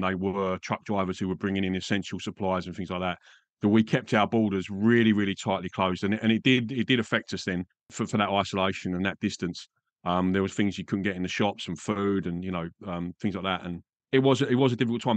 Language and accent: English; England, United Kingdom; moved away as an adult; also born or lived in Grays; now in Perth, Australia; I'm from England